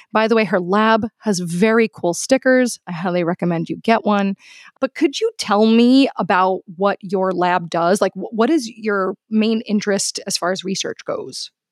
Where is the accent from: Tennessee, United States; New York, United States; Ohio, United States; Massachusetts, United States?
New York, United States; New York City; I am from Queens in New York City